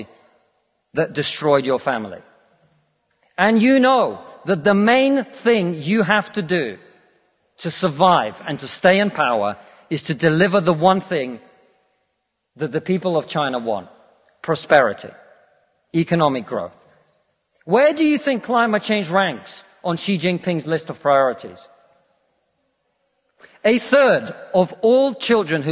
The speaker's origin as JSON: {"language": "English", "country": "Russia", "moved": "yes", "lives_now": "United Kingdom", "said": "I come from Russia, which is not a poor country"}